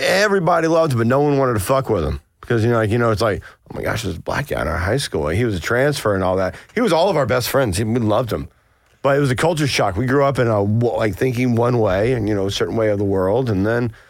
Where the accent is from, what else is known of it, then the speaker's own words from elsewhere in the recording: Blairsville, Georgia, United States; moved away as an adult; now in Atlanta, United States; I grew up in Blairsville, where was 99.999% white and 99.999% Baptist Republican.